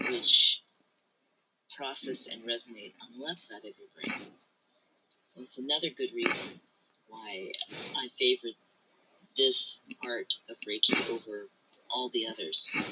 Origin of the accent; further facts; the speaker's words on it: United States; I wasn't born in Japan. I was born here in America.